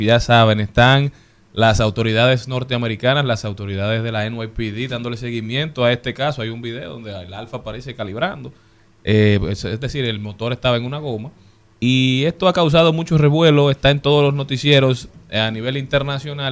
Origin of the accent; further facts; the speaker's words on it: Dominican Republic; todos nosotros como dominicanos